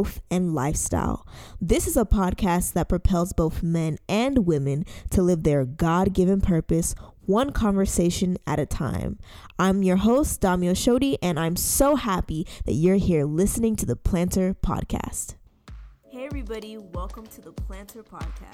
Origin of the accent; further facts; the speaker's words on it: Nigeria; she actually did something really amazing in Nigeria. That's where we're from